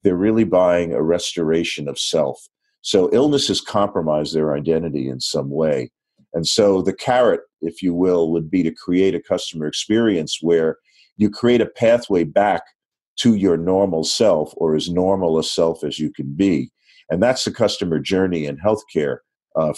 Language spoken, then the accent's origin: English; New York, United States; I'm a New Yorker